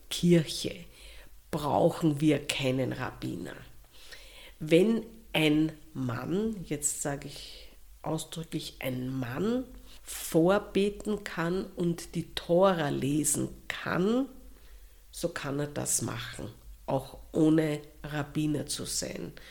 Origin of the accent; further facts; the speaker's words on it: Austria; Wir sind ja Österreicher oder sagen wir so, wir vielleicht der eine oder andere ist israelischer Staatsbürger.